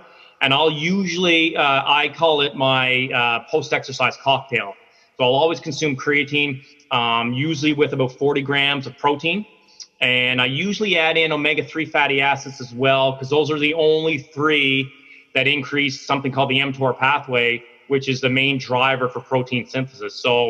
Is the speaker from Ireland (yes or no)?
no; Newfoundland and Labrador, Canada; moved away; I'm originally from Newfoundland on the East Coast